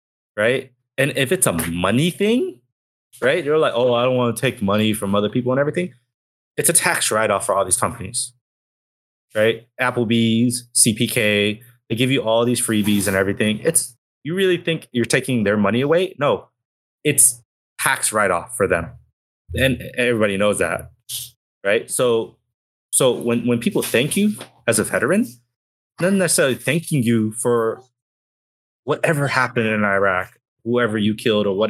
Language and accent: English; Southern California, United States; I am from the West Coast. I am in Southern California